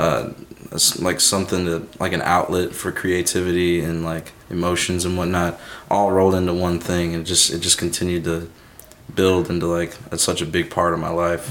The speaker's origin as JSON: {"language": "English", "town": "Shiloh", "region": "Illinois", "country": "United States", "tie": "born or raised there", "also_born_or_lived": "Dupo, Illinois", "said": "I grew up in Shiloh, Illinois, okay. just like right between O'Fallon and Belleville"}